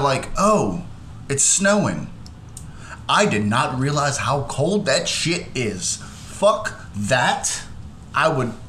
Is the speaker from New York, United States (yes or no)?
no; Louisiana, United States; also born or lived in Pennsylvania; I was born and raised in Louisiana.